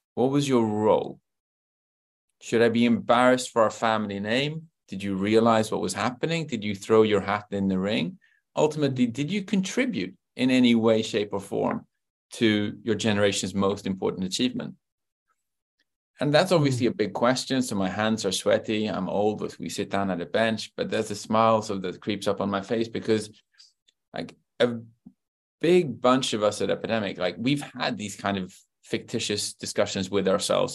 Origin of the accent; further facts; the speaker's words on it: London, United Kingdom; I grew up in Great Britain, and so I was born in London